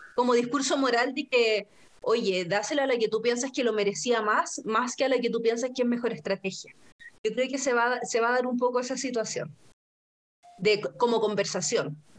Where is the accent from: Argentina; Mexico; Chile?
Chile; así como chilena y ordinaria